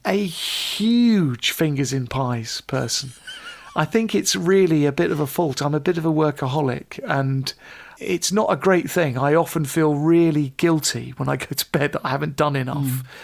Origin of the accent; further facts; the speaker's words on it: Pinner, London, United Kingdom; I grew up in Pinner